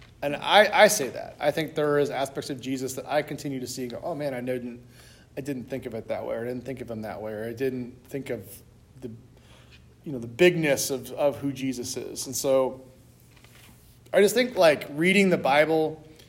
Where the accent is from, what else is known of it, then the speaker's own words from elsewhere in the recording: United States; as American Christians